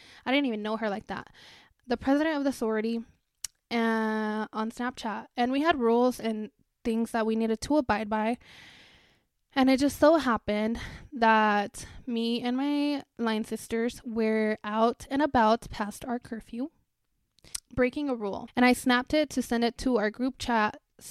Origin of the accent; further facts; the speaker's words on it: Mexico; because I was born and raised in Mexico, and in Spanish the H is silent